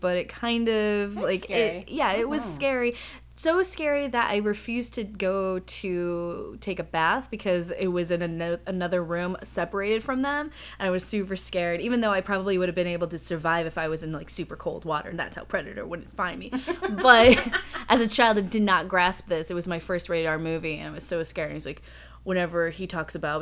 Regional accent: Seattle, Washington, United States; now in Los Angeles, United States; I'm from Los Angeles by way of Seattle, which is where I started

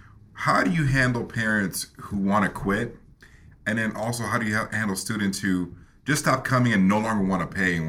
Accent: Woodbridge, Virginia, United States; I'm from Woodbridge, Virginia

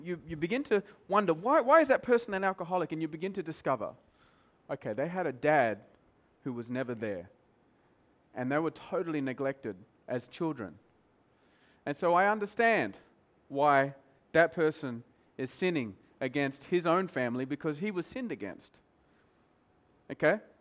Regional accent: Australia; moved away as an adult; now in Mumbai, India; I'm Australian

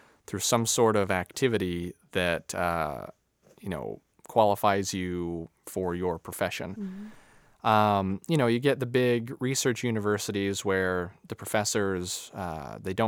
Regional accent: Salt Lake City, Utah, United States; moved away as an adult; now in Grand Junction, United States; I was born and raised in Salt Lake City

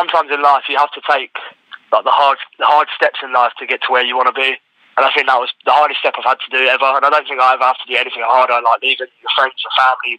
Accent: England, United Kingdom; moved away as an adult; now in United States; Whereas England's a good country. I mean, it's my home country. I love it to bits.

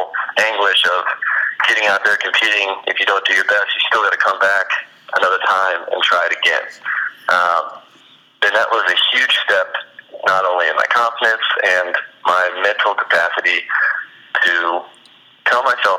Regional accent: Indiana, United States; I'm from Indiana, and it's an Indiana school

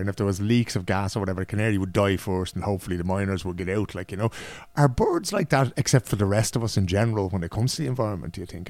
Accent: Ireland; now in Sweden; when we were young and growing up in Ireland

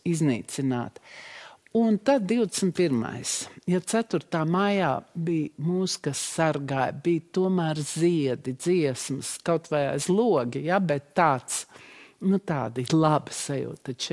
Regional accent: Russia; now in Latvia; Mums ir pašiem kauns pašām ka mēs esam krievietes, ka mēs nākam no Putina Krievijas.

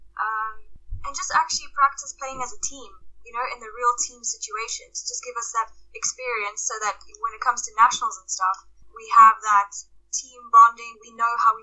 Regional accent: South Africa; now in Edinburgh, United Kingdom; my hometown in South Africa when I was around 13.

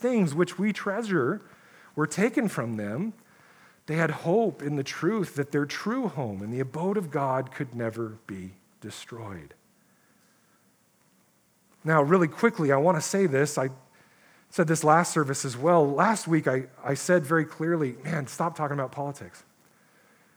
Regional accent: United States; us as Christians in America

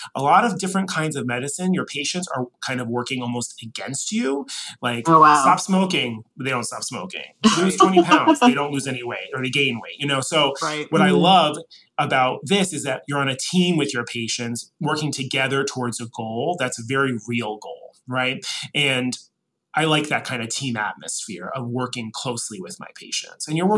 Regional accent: New Orleans, Louisiana, United States; accent: Northeastern; Well, I grew up in New Orleans, I did not. But even so, my parents are both from Connecticut originally, so I made a very strict point of not getting a Southern accent. So I think that my Northeastern accent gives me a little bit of gravitas down here.

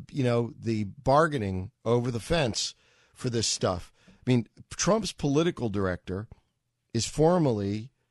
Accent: New York City, New York, United States; I grew up in New York

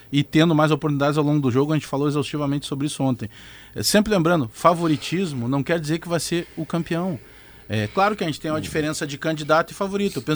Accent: Porto Alegre, Rio Grande do Sul, Brazil; a comunidade da Restinga, que é o bairro, a vila onde eu me criei

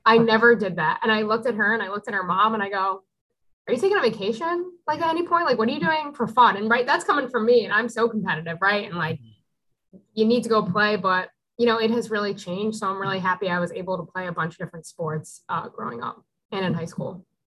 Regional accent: Newtown, Connecticut, United States; I grew up in Newtown, Connecticut

